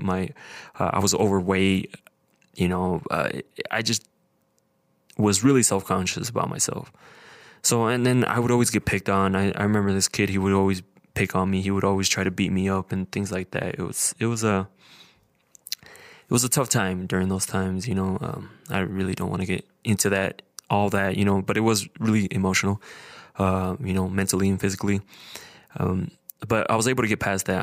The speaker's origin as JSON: {"language": "English", "town": "Idaho Falls", "region": "Idaho", "country": "United States", "tie": "born or raised there", "said": "I was born and raised here in Idaho Falls."}